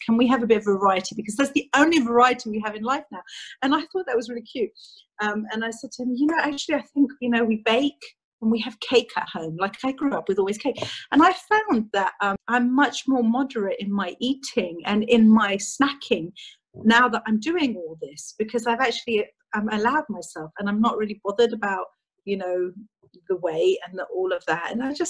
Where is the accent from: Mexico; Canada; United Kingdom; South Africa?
United Kingdom; England; born there; I was born in England to a Greek mother and a Cypriot father.